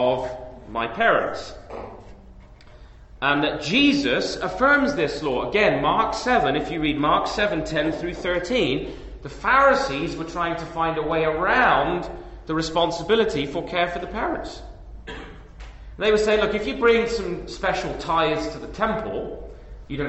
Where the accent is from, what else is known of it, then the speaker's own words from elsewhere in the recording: England, United Kingdom; moved away as an adult; now in Canada; my home country, or my previous home country, England.